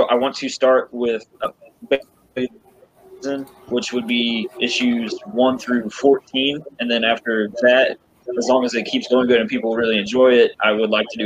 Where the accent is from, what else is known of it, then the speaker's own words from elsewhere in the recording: Missouri, United States; my home state of Missouri